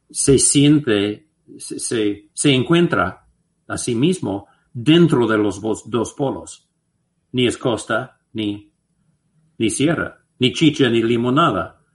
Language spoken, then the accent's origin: Spanish; United States; Spanish is a second language; porque siendo gringo, ¿no?